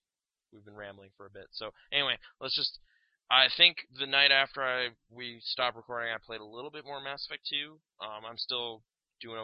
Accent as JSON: {"language": "English", "country": "Canada", "said": "we're from Canada"}